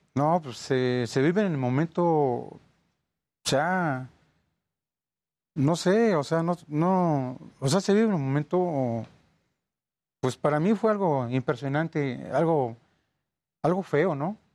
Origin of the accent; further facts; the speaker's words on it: Poza Rica, Veracruz, Mexico; now in Ecatepec, Mexico; Yo soy este, originario del estado de Veracruz, soy de Poza Rica